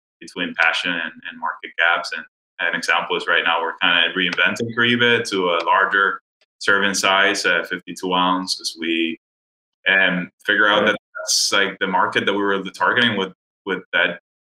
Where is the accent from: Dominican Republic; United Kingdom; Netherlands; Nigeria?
Dominican Republic; moved away as an adult; also born or lived in Miami, United States; now in United States; I'm originally from the Dominican Republic and grew up there, and then moved to the U.S. to go to college in Miami